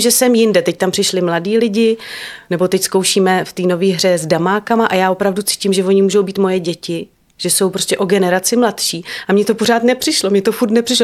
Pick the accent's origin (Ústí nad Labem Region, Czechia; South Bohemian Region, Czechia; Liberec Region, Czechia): Liberec Region, Czechia; Liberec; now in Prague, Czechia; jsem to měla třeba já v dětství, že jsem v Liberci prostě znala eh, každou chodbičku